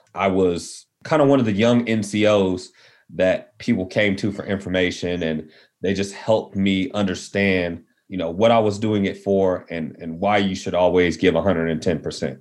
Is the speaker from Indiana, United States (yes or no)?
no; Midland, Texas, United States; also born or lived in Fort Worth, Texas; I was born in West Texas, Midland to be exact. So Friday Night Lights was you know my my real life. I saw I knew some of those guys growing up. Moved to Fort Worth